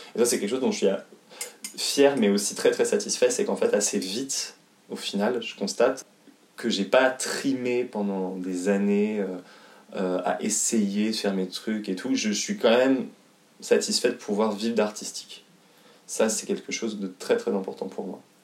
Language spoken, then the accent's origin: French; Haute-Savoie, Auvergne-Rhône-Alpes, France; also born or lived in Paris; je suis né à Paris, mais euh, deux, quand j'avais deux ans, je suis né euh, en 92, et quand j'avais deux ans, mes parents donc, ont déménagé en Haute-Savoie